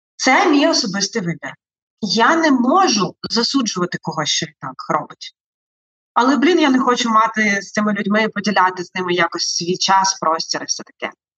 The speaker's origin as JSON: {"language": "Ukrainian", "town": "Melitopol", "region": "Zaporizhzhia Oblast", "country": "Ukraine", "tie": "born or raised there", "moved": "as an adult", "lives_now": "Kyiv, Ukraine", "said": "Мелітополь це моє рідне місто"}